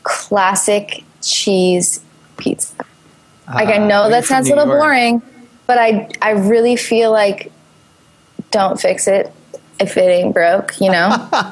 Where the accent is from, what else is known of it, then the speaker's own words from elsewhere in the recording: New York City, New York, United States; moved away as an adult; now in Los Angeles, United States; I live in LA. I'm from New York. I've been in Los Angeles for about 6 years now. Second, I'm Italian.